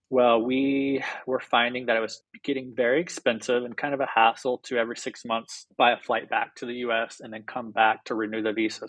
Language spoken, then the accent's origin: English; Mustang, Oklahoma, United States; moved away as an adult; now in Sayulita, Mexico; I grew up in a very, very small town in Oklahoma